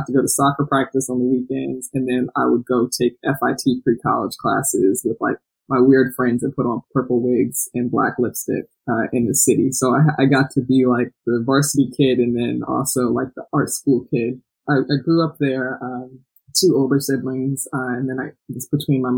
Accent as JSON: {"language": "English", "town": "South Orange", "region": "New Jersey", "country": "United States", "tie": "born or raised there", "said": "I'm from a very small town in New Jersey called South Orange"}